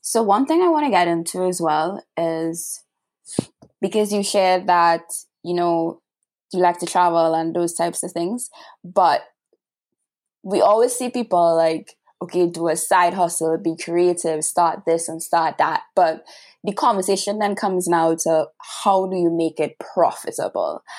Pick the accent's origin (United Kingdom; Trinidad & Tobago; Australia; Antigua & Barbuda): Trinidad & Tobago; I'm from Trinidad and Tobago by my accent